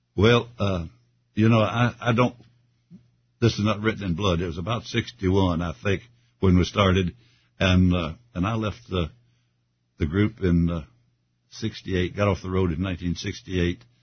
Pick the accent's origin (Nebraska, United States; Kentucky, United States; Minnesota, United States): Kentucky, United States; moved away as an adult; also born or lived in Arkansas / Texas / California; now in Atlanta, United States; I was originally from Kentucky